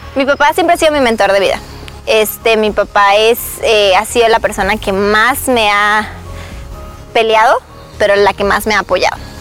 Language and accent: Spanish; Mexico; first language Spanish; now in United States; este no es mi país, yo soy mexicana. Y yo voy a México, hablo mi idioma y me entienden